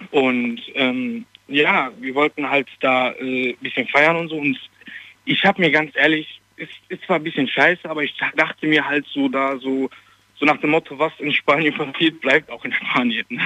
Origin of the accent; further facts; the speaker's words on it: Cologne, North Rhine-Westphalia, Germany; Äh, ich ich komme aus Köln.